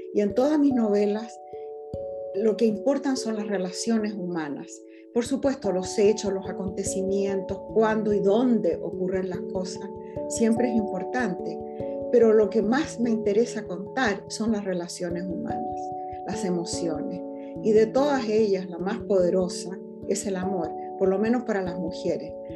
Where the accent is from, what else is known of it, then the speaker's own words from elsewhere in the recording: Chile; moved away as an adult; now in California, United States; soy profundamente chilena